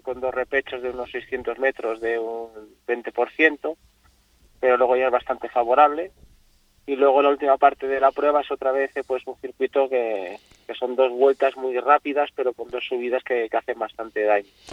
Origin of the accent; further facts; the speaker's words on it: Asturias, Spain; now in Fuerteventura, Spain; Voy a correr a, mi tierra, Asturias